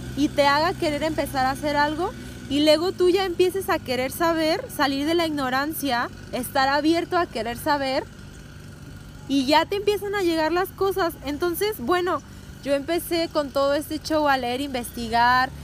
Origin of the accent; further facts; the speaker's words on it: Mexico; nosotras somos mexicanas